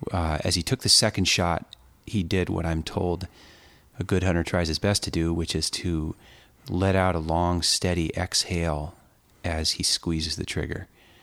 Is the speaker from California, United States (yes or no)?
yes; California, United States; Growing up in California and spending time in the mountains of California, the bighorn had always loomed for me as the real sort of mystical inhabitants of the airy keeps of the high mountains.